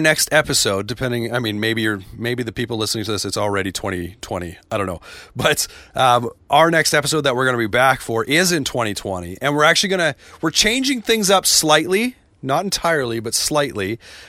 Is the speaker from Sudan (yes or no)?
no; Canada; but Stuck Out Here, being Canadian, there were like references that I got that I was like, ah, that's pretty cool.